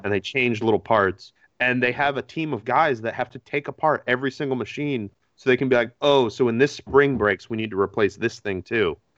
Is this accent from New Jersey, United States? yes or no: no; Connecticut, United States; I grew up in Connecticut